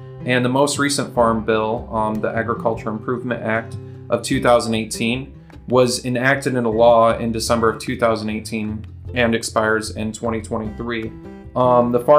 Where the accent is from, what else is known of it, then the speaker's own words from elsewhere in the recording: Tioga County, Pennsylvania, United States; So I grew up in Tioga County, Pennsylvania. I'm sure a lot of people have heard about Tioga County. It's a real small area out there. Farming was a big deal in my community. Most people I knew were farmers.